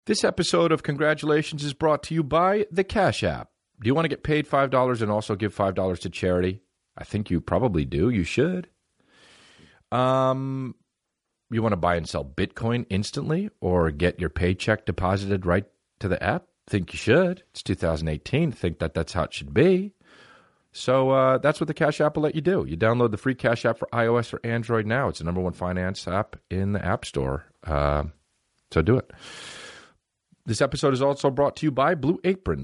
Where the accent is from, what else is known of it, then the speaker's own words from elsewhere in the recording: United States; I'm American